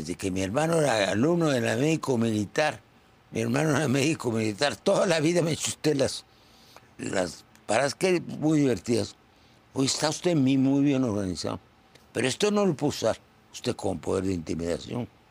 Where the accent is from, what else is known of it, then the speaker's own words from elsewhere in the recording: Mexico; Yo soy un mexicano